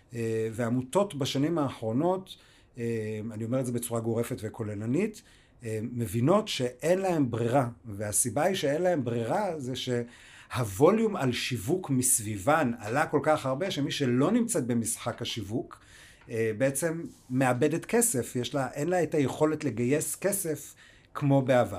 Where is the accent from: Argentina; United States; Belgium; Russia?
United States; now in Israel; נולדתי באמריקה